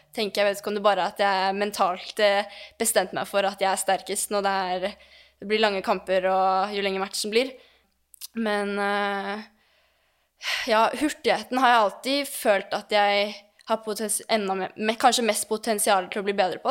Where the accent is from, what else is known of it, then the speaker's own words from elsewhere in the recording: Lørenskog, Akershus, Norway; jeg er oppvokst på teppet i Lørenskog